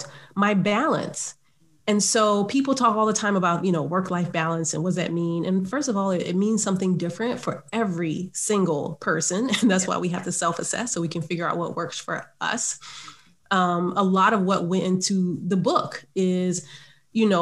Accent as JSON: {"language": "English", "town": "Savannah", "region": "Georgia", "country": "United States", "tie": "born or raised there", "said": "I grew up in Savannah, Georgia"}